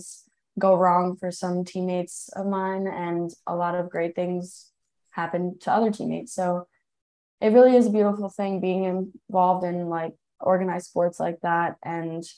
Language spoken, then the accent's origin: English; Long Island, New Hyde Park, Nassau County, New York, United States; I grew up on Long Island. I'm from Neuwy Park, Nassau County